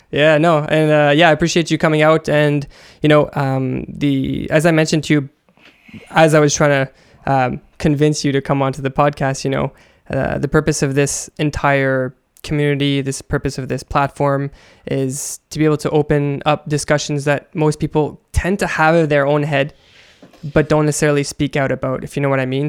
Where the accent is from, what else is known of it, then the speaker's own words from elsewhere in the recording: Canada; I come from Canada